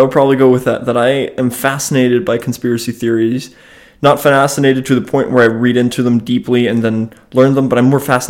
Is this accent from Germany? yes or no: yes; Germany; also born or lived in United States; So I grew up in between two countries. I grew up in Germany and I grew up in the United States